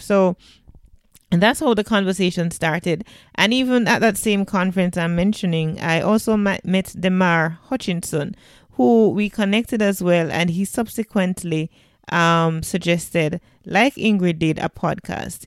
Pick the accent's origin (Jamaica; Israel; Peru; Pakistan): Jamaica